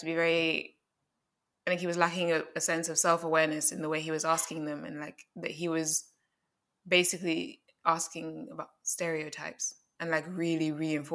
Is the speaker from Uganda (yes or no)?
yes; Uganda; also born or lived in London; now in United Kingdom; I'm from Uganda.